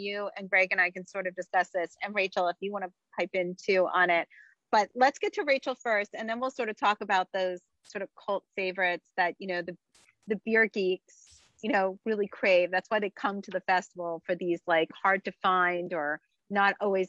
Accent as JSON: {"language": "English", "region": "New Jersey", "country": "United States", "tie": "born or raised there", "said": "I grew up in New Jersey, so I grew up on New York style pizza"}